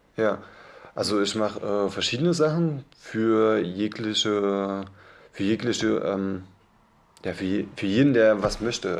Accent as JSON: {"language": "German", "town": "Chemnitz", "region": "Saxony", "country": "Germany", "moved": "yes", "lives_now": "Leipzig, Germany", "said": "ursprünglich komme ich aus Chemnitz"}